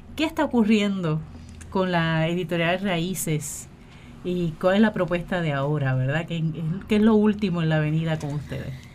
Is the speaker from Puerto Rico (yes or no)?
yes; Puerto Rico; nuestra realidad como pueblo puertorriqueño